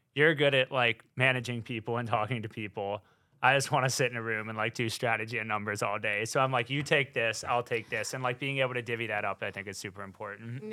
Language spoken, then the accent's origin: English; North Carolina, United States; moved away as an adult; now in New York, United States; I'm from North Carolina. I'm a Southern boy